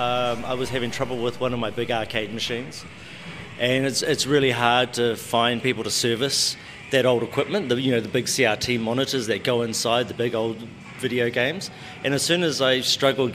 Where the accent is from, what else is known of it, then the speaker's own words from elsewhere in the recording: Ngongotaha, Bay of Plenty, New Zealand; growing up, even in Rotorua, well, I'm from Ngongotaha, and that's on the north side of the lake of Rotorua